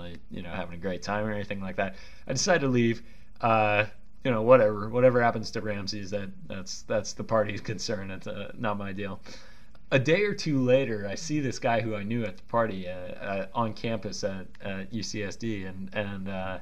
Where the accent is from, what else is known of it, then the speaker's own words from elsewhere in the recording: Bay Area, California, United States; I grew up, you know, I grew up in the Bay Area